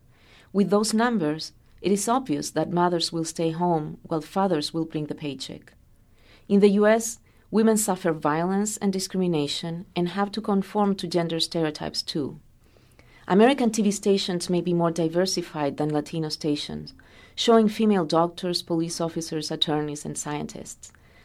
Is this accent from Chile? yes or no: yes; Chile; now in United States; I come from Chile, a country that did not have a divorce law until 2005.